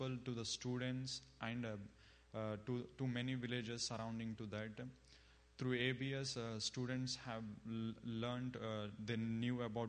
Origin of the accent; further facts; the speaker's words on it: India; moved away as an adult; now in United States; I'm from India. And I came to States to pursue my master's